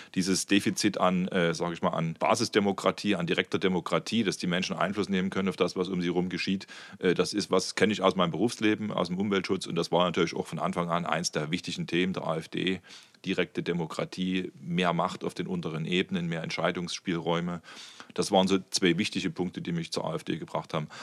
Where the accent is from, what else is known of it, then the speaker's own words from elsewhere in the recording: Meissen, Saxony, Germany; also born or lived in Dresden; ich komme aus Meißen, bin dort groß geworden